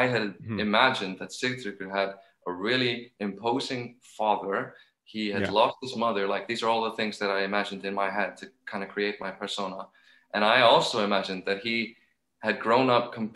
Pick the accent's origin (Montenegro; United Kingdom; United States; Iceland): Iceland; I'm from Iceland